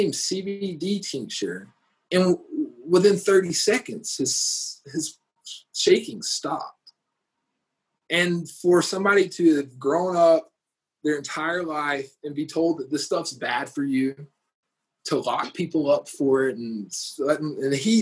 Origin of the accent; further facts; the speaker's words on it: Georgia, United States; now in Denver, United States; I'm from Georgia. My family grew up in the Bible Belt